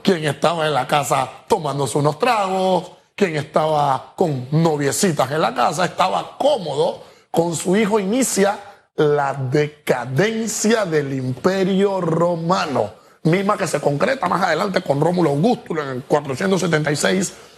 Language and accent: Spanish; Panama; Nosotros, como panameños